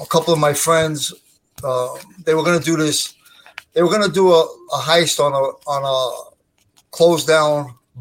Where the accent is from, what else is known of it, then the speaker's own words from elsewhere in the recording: Brooklyn, New York, United States; now in Staten Island, United States; I was born in Brooklyn, New York. And that's where I grew up, in Brooklyn, New York.